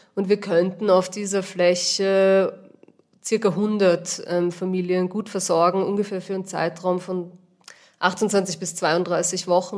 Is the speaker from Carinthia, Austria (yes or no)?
no; Vienna, Austria; moved away as an adult; now in Almtal, Austria; Wie man vielleicht hört, bin ich nicht ursprünglich aus Oberösterreich. Ich komme aus Wien eigentlich.